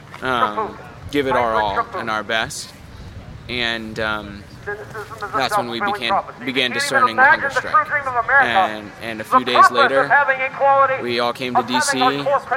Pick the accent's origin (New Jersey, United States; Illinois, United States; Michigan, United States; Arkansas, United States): Illinois, United States; Chicago; I'm 24 years old, and I'm from Chicago, Illinois